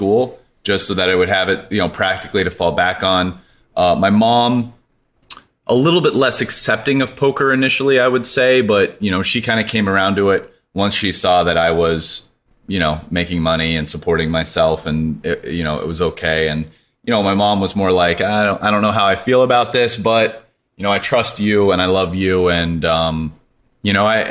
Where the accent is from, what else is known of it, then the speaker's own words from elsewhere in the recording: Poway, California, United States; also born or lived in Denver, Colorado / Stanford, California; Born in Denver when I was 9, moved to Poway. It's a suburb of San Diego. Lived there till college